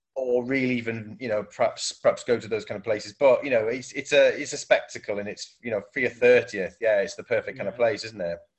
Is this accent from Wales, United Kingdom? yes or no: yes; South Wales, United Kingdom; moved away as an adult; also born or lived in Manchester; I'm from South Wales and I moved up to Manchester uh, as a student